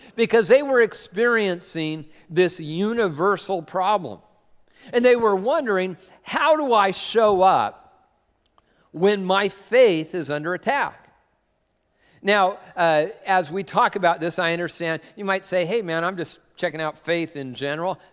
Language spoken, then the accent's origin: English; Tacoma, Washington, United States; I'm from Tacoma